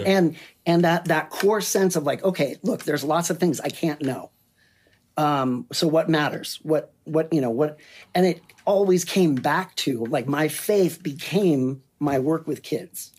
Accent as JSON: {"language": "English", "town": "Berkeley", "region": "California", "country": "United States", "tie": "born or raised there", "said": "I, I grew up in Berkeley."}